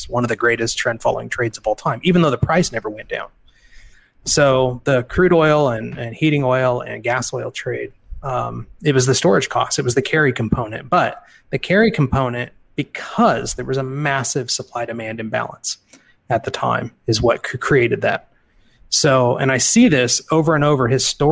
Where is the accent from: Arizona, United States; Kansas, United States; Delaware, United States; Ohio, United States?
Kansas, United States; I'm from Kansas.